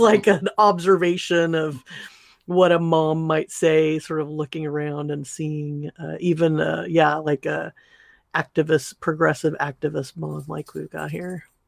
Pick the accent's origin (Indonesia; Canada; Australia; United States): United States; Southern California; I grew up in Southern California